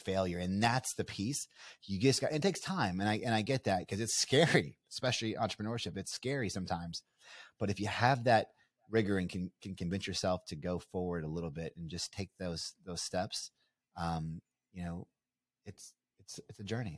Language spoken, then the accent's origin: English; Bardstown, Kentucky, United States; I'm a you know small town kid from uh, you know Nowheresville, USA. You know, we're from Bardstown, Kentucky, bourbon capital of the world.